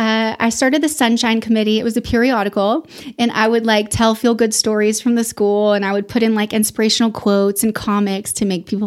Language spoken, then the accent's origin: English; Memphis, Tennessee, United States; born there; also born or lived in Houston / East Texas / Austin; So I was born in Memphis, Tennessee.